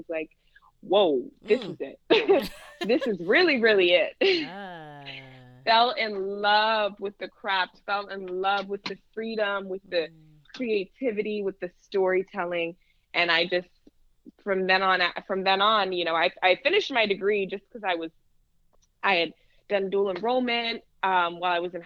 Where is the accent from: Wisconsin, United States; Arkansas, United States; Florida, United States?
Florida, United States; Orlando; moved away as an adult; also born or lived in Kissimmee, Florida / Tampa, Florida; now in Los Angeles, United States; Yes, I'm originally from Florida. I was born in Orlando and I lived in Orlando, Kissimmee, Tampa, up until I moved